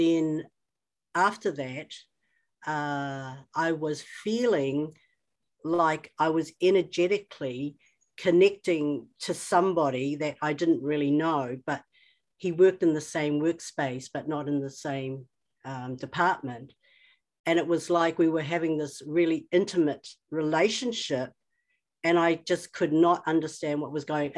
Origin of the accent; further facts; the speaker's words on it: New Zealand; I'm Chinese, but I was born in New Zealand. So right from the outset, I was an oddity, and then I lived in a small town.